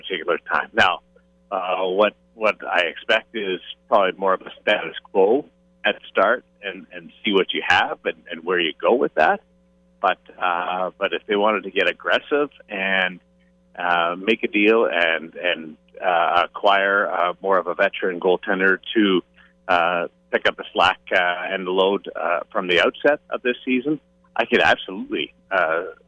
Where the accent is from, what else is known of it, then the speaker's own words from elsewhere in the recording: Brandon, Manitoba, Canada; moved away; I am from Brandon